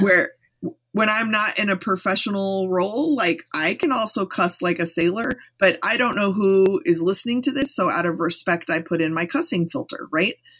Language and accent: English; Texas, United States; I'm from Texas.